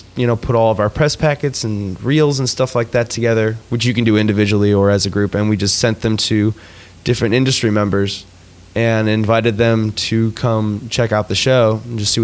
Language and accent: English; Wilmette, Illinois, United States; moved away as an adult; also born or lived in Evanston, Illinois / Chicago, Illinois; now in Los Angeles, United States; I was born in Evanston, and I grew up like in the Wilmette, Winnetka area. So I've been here my whole life